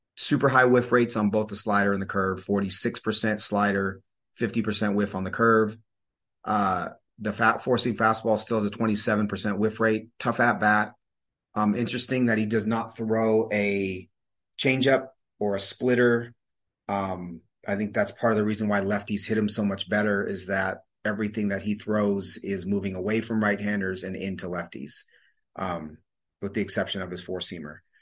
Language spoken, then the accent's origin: English; Seattle, Washington, United States; moved away; I am a Seattleite. I grew up in Seattle. I don't live in Seattle anymore, but I grew up there and that's my home